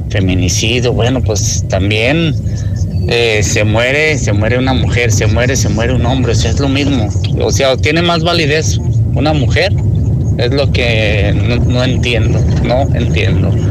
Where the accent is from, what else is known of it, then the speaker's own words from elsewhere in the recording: United States; born there; Yo soy nacido en Estados Unidos y no ando presumiendo